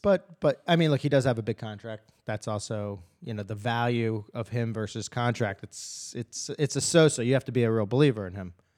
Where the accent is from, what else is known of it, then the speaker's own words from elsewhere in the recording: Philadelphia, Pennsylvania, United States; I'm from Philadelphia